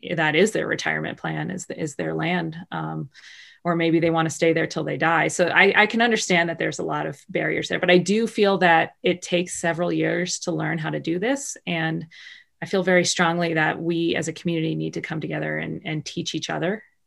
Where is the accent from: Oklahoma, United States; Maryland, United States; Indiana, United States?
Maryland, United States; Baltimore; I grew up in Baltimore in the middle of the city